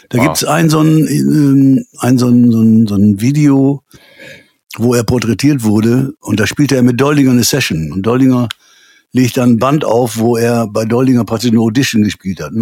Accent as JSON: {"language": "German", "town": "Münster", "region": "North Rhine-Westphalia", "country": "Germany", "said": "B54 ist so, äh, ich komme aus Münster, das B54."}